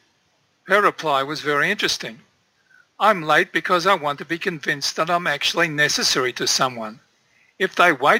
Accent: Turkmenistan; I was born in Central Asia, in Turkmenistan

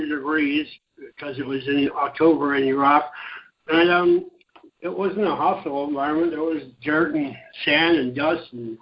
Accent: Virginia, United States; I'm from Virginia

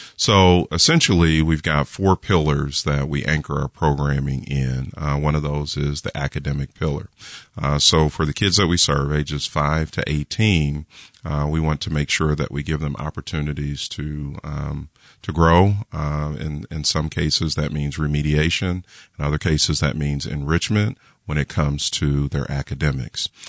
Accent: Kansas City, Missouri, United States; I was born and raised in Kansas City, so I'm a Kansas City native

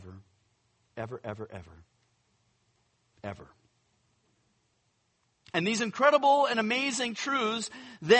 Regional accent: Northern California, United States; I grew up in California, so Northern California, I'm used to earthquakes

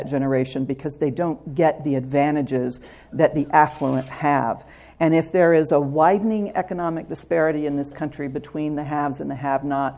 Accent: Southwest Arkansas, United States; I grew up in Southwest Arkansas

